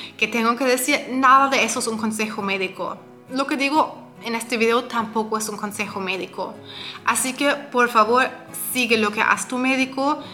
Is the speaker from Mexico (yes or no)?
no; Germany; yo soy de Alemania